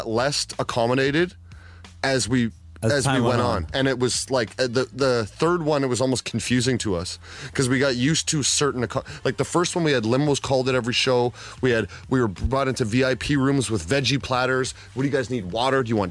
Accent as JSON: {"language": "English", "town": "Toronto", "region": "Ontario", "country": "Canada", "tie": "born or raised there", "said": "my hometown people are here."}